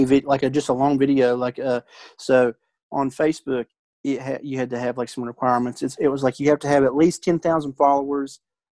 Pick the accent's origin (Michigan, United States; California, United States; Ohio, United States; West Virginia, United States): West Virginia, United States; I'm from West Virginia.